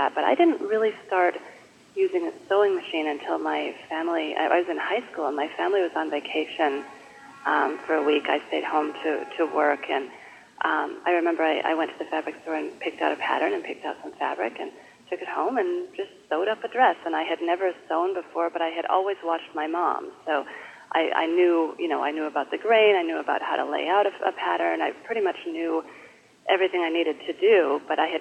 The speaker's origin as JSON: {"language": "English", "town": "Madison", "region": "Wisconsin", "country": "United States", "tie": "born or raised there", "also_born_or_lived": "Seattle, Washington / Canada / Michigan", "moved": "as an adult", "lives_now": "Brooklyn, United States", "said": "we settled in Madison, Wisconsin when I was in, I think, first grade, and my parents are still there"}